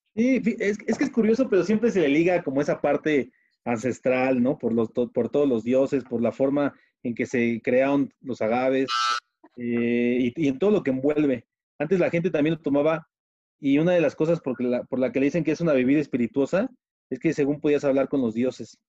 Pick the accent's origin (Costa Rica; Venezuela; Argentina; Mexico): Mexico; yo soy mexicano, 100% mexicano